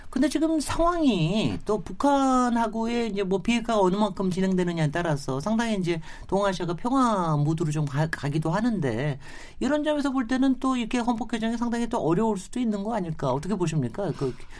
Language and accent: Korean; South Korea; 제가 뭐 한국인이기 때문에